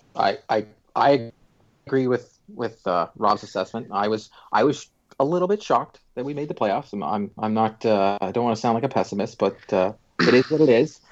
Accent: Canada; I'm Canadian

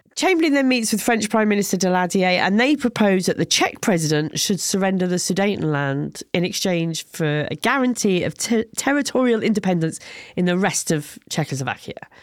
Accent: England, United Kingdom; I said I was from England

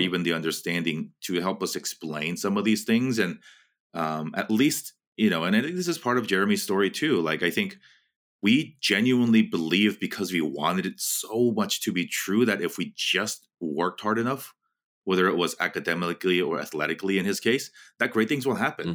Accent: West Coast, United States; I grew up on the West Coast

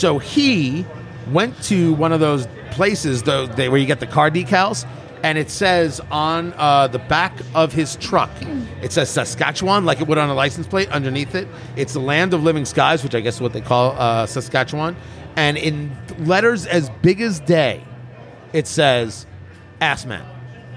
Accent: New Jersey, United States; now in Indiana, United States; I grew up in Jersey

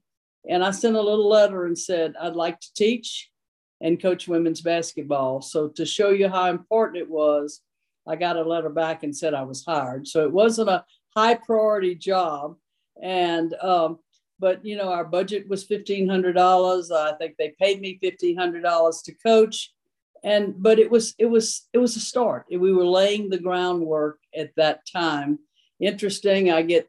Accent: South Louisiana, United States; moved away; also born or lived in Tennessee; I grew up in South Louisiana. I am a Cajun with orange blood.

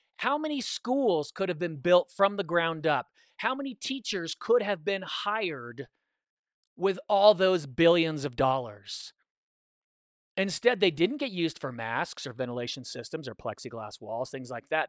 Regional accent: California, United States; I'm from the West, I'm from California

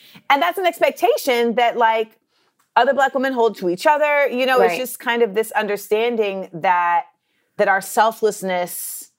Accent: Orlando, Florida, United States; born or raised there; also born or lived in Los Angeles / New York

